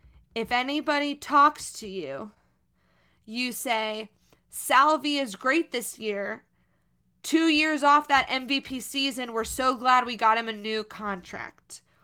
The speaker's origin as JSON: {"language": "English", "region": "Midwest", "country": "United States", "tie": "born or raised there", "said": "But, you know, growing up in the Midwest, I did know that I wanted, from a relatively young age, from high school at least... knew that I wanted to do entertainment"}